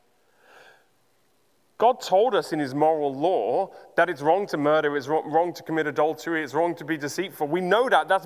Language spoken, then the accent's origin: English; Uganda; Growing up in Uganda